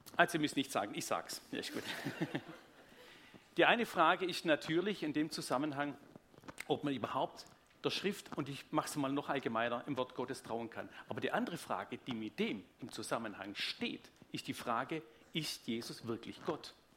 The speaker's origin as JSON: {"language": "German", "town": "Tübingen", "region": "Baden-Württemberg", "country": "Germany", "accent": "Swabian", "said": "Sonst wäre es einfach Schwäbisch. Ich komme aus Tübingen"}